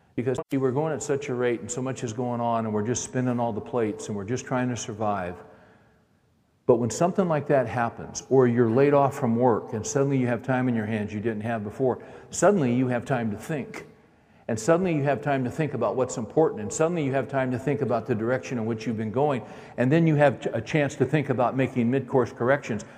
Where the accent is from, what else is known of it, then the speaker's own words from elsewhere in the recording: Bakersfield, California, United States; I grew up in Bakersfield, California